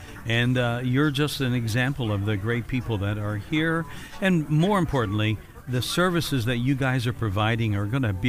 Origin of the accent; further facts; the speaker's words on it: Evansville, Indiana, United States; moved away; my hometown was Evansville.